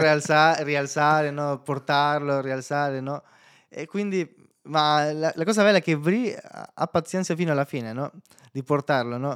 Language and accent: Italian; El Salvador; Italian is a second language; moved away as an adult; now in Italy; nel mio paese fino a ventitré anni, eh, ed è un paese molto pericoloso